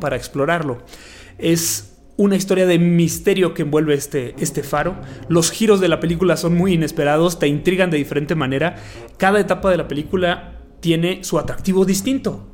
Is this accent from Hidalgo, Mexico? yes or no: no; Chihuahua, Mexico; soy de Chihuahua